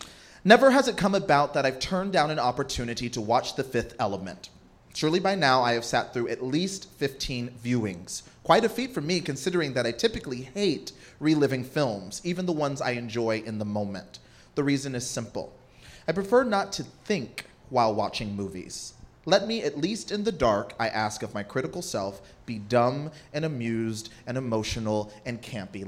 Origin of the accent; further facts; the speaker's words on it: Lewisville, Texas, United States; moved away; also born or lived in Newark, New Jersey; growing up in Louisville, Texas, a black gay kid with a single mom